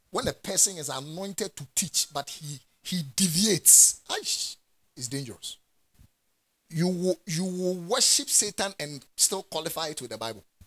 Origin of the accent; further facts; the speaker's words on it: Ghana; I'm a Ghanaian and I'm in Ghana. And I'm a Ghanaian